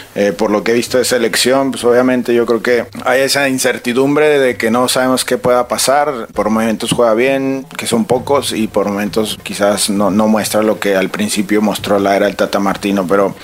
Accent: Mexico; soy este mexicano

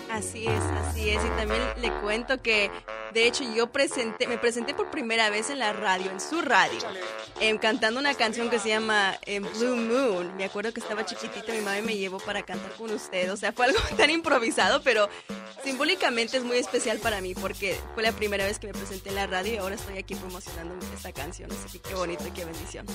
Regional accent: San Jose, California, United States; Yo soy originalmente bueno, de San José, California, de mamá mexicana y papá chileno.

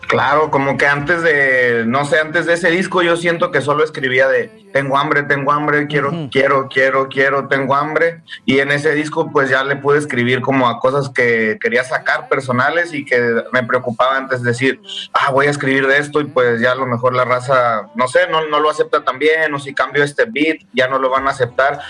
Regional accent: San Luis Potosí, Mexico; also born or lived in Monterrey; Ahí crecí, carnal, ahí en San Luis. Pero soy nacido en Monterrey y crecido

